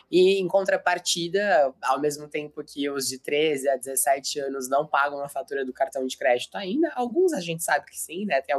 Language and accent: Portuguese; Americana, São Paulo, Brazil; Eu sou do interior de São Paulo, sou de ah, é? Americana.